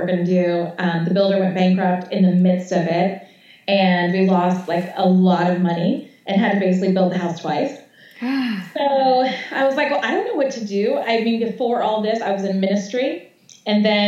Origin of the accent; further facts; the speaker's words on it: Connecticut, United States; also born or lived in South Florida; now in Atlanta, United States; So we wanted a classic kind of Connecticut house because I'm from Connecticut